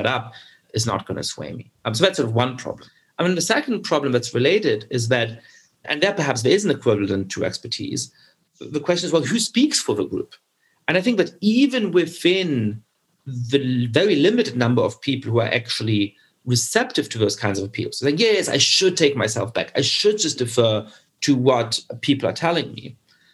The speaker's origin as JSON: {"language": "English", "country": "Germany", "tie": "born or raised there", "said": "I grew up Jewish in Germany, and I certainly have made the experience growing up there"}